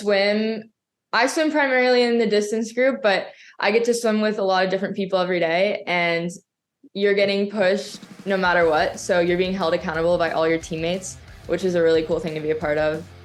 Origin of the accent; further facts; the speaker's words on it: Florida, United States; I'm from Florida